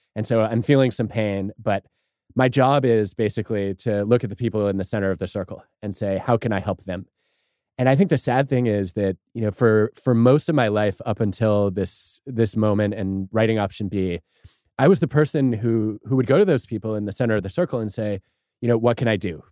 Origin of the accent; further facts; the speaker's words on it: Michigan, United States; growing up in Michigan